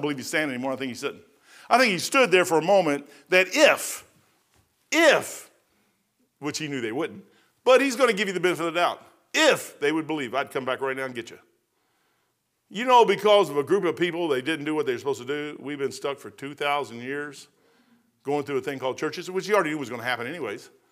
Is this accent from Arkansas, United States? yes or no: no; Kentucky, United States; I'm from Kentucky